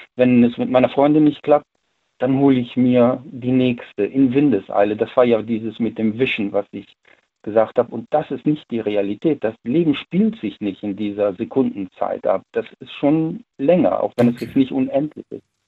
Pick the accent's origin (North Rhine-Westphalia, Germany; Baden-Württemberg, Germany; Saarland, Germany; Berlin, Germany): North Rhine-Westphalia, Germany; Siegburg; ich komme ja aus NRW, ich komme ja aus Siegburg